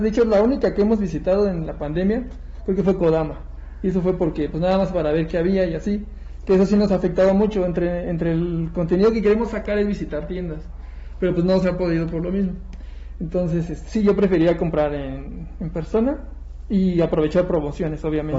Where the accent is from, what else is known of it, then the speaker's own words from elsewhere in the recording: Ecatepec, State of Mexico, Mexico; Nos queda cerca, somos de Catepec